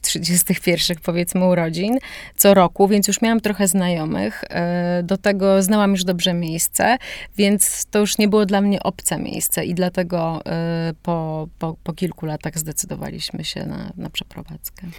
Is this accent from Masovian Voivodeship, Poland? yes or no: yes; Warsaw, Masovian Voivodeship, Poland; moved away as an adult; also born or lived in Rotterdam, Netherlands; now in Szklarska Poręba, Poland; urodziłam się w Warszawie i mieszkałam całe młode życie w Warszawie